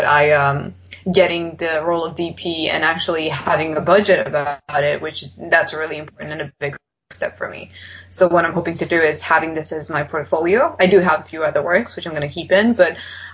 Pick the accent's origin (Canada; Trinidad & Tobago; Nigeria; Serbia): Serbia; I'm not from the UK, I'm from Serbia.